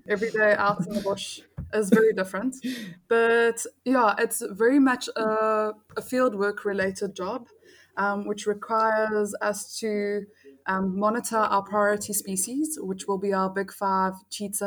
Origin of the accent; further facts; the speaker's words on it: Cape Town, Western Cape, South Africa; Growing up in Cape Town, there's so many beautiful nature reserves around us